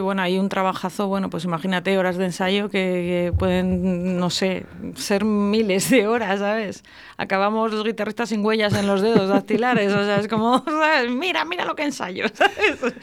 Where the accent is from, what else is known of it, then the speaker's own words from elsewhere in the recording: Íscar, Castile and León, Spain; now in Valladolid, Spain; Yo soy de Iscar